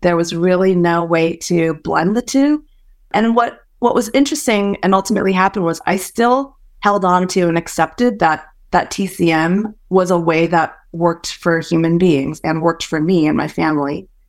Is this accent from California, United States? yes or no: yes; San Francisco Bay Area, California, United States; first language Hokkien; English is a second language; also born or lived in Malaysia; I moved to the States when I was four and grew up for the most part in the San Francisco Bay Area